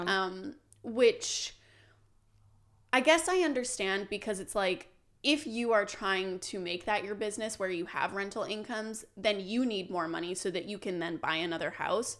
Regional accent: Canada

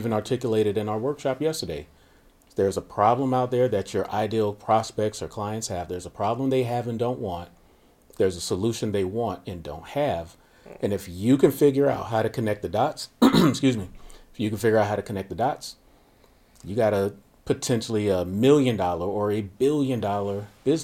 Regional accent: Miami, Florida, United States; born and raised in Miami, Florida during the cocaine 80s

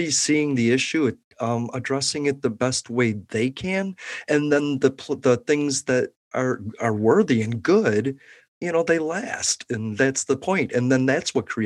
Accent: Chicago, Illinois, United States; Like, I came from Chicago and I was like, man, Illinois is so blue. I don't make a difference. But Florida's turning purple. So I moved to Florida because I was like, at least my vote might start changing something.

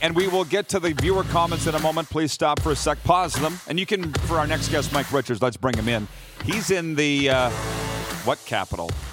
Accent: Canada; as Canadian sports fans

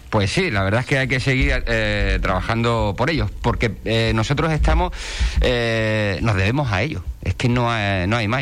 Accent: Ceuta, Spain; now in Puerto del Rosario, Spain; soy de Ceuta, nacido en Ceuta

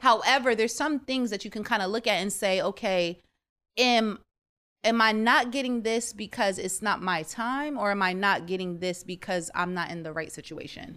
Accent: United States; also born or lived in Jamaica / Trinidad and Tobago; I grew up in America for the most part

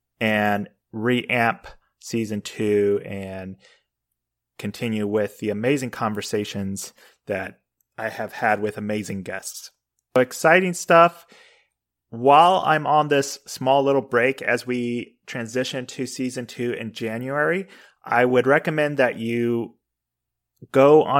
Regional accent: Spain; I didn't grow up in the United States. I grew up in Spain, actually.

